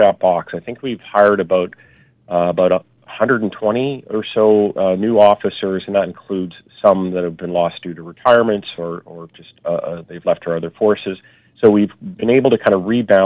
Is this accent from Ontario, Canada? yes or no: no; Vancouver, British Columbia, Canada; I grew up in South Van as well and in the Killarney area